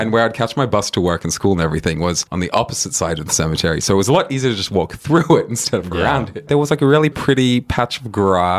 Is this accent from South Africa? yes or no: yes; South Africa; And, like, I was freshly foreign from South Africa then.